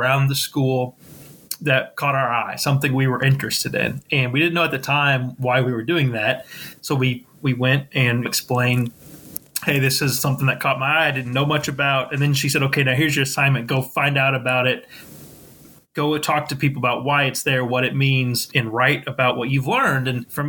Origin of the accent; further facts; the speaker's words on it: Sedalia, Missouri, United States; moved away as an adult; also born or lived in Columbia, Missouri / Knoxville, Tennessee; now in St. Louis, United States; I was born and raised in Sedalia, Missouri.